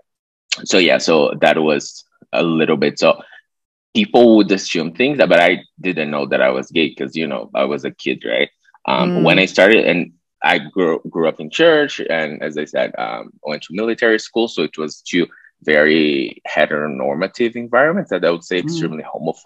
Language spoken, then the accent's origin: English; Brazil; moved away as an adult; also born or lived in Budapest, Hungary / Mexico; I'm Brazilian. I'm from a city kind of close to Rio, like 200 kilometers.